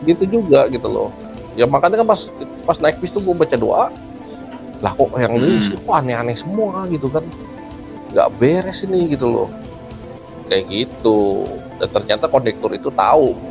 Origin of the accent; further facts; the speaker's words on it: Central Java, Indonesia; kampung gua di Jawa Tengah ada ada panggung itu ada jadi ada di satu penguburan kampung itu